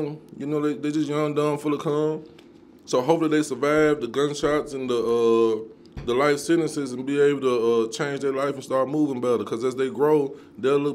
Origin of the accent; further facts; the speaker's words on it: Nashville, Tennessee, United States; I was born and raised in Dodge City, and if you know about that, right, if you know about where I'm from